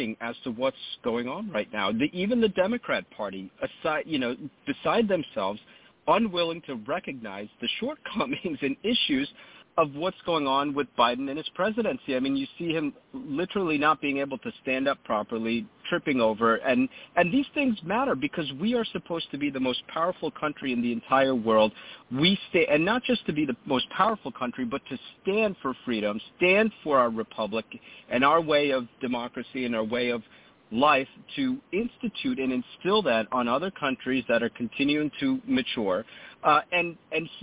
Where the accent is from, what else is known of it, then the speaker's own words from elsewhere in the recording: New Jersey, United States; my home state of New Jersey